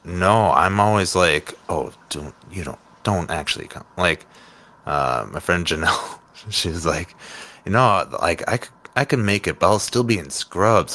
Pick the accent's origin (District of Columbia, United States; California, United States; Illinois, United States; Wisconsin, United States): Wisconsin, United States; Winneconne; also born or lived in Oshkosh, Wisconsin / Appleton, Wisconsin; I grew up outside of Winneconne, uh, and went to school in Oshkosh and then moved to Appleton for a quick two years and moved back to Oshkosh